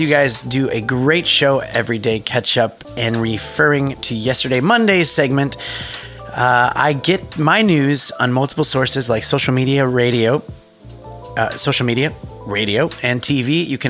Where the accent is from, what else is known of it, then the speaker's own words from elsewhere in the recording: United States; now in Australia; I'm an American living in Australia.